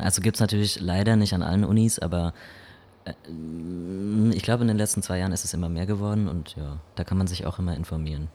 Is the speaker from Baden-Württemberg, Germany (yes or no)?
yes; Baden-Württemberg, Germany; ich komme aus Baden-Württemberg